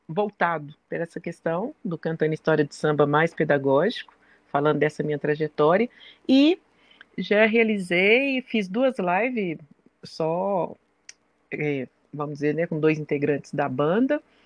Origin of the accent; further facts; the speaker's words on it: Belo Horizonte, Minas Gerais, Brazil; sou mineira de Belo Horizonte